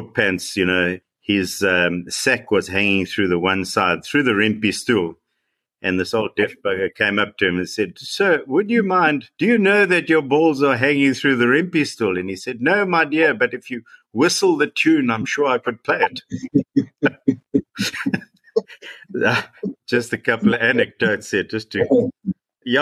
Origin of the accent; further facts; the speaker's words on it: Eastern Cape, South Africa; I come from the Eastern Cape